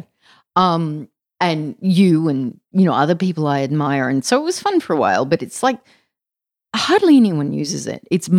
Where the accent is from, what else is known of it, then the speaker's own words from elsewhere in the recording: Mullumbimby, New South Wales, Australia; Yeah, all the men in my family surf too, because I grew up in Mullumbimby.